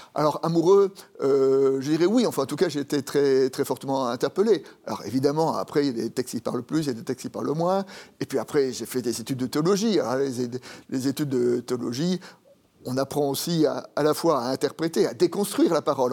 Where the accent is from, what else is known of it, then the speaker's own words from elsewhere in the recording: Paris, Île-de-France, France; also born or lived in Dijon; j'ai grandi à Paris, tout simplement parce que mon père est monté à Paris pour trouver du travail